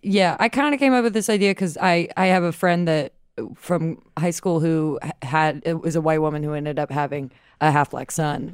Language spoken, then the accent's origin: English; Atlanta, Georgia, United States; now in New York, United States; I grew up in Atlanta